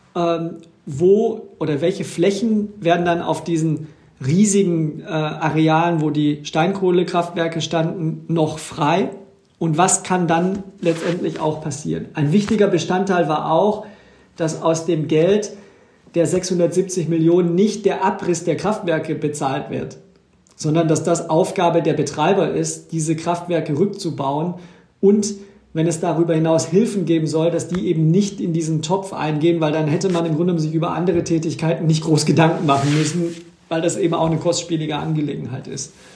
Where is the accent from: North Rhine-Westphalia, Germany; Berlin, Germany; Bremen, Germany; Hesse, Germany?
North Rhine-Westphalia, Germany; Ruhr area; bei uns im Ruhrgebiet